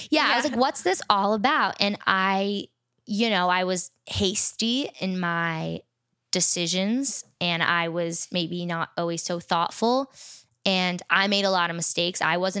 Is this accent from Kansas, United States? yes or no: no; New York, United States; Yeah, like 45 small... minutes north of the, of the city.